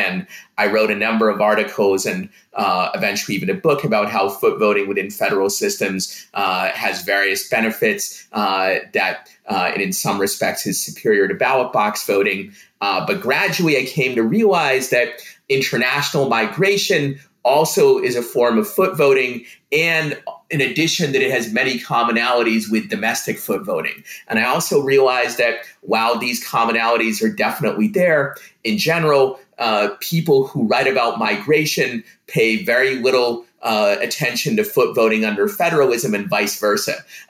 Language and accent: English; Russia; English is a second language; now in United States; One that will jump out to most people is that I'm an immigrant myself. I'm from the Soviet Union, so I personally experienced the enormous benefits of foot voting